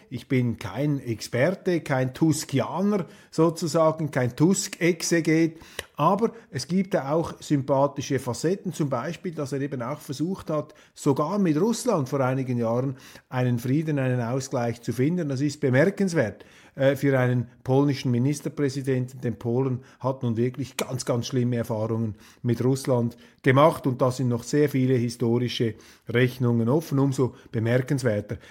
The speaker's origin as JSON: {"language": "German", "country": "Switzerland", "said": "wir Schweizer"}